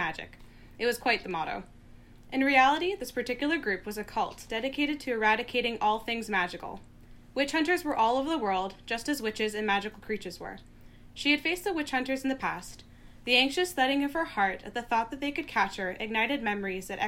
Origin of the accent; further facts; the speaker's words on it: Squamish and Tsleil-Waututh territory, British Columbia, Canada; also born or lived in Guelph, Ontario; I'm currently living in Vancouver, which is on Musqueam territory, and I grew up on Squamish and Tsleil-Waututh